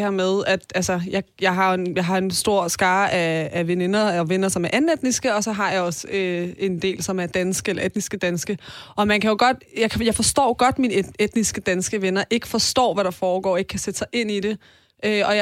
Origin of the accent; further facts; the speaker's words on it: Iran; og så sker der jo en masse ting i mit hjemland